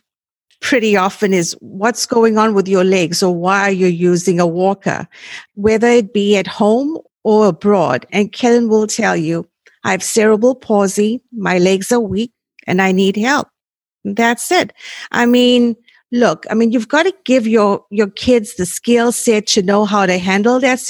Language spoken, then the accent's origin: English; South Africa; moved away; I was born and raised in South Africa and that's where I went to college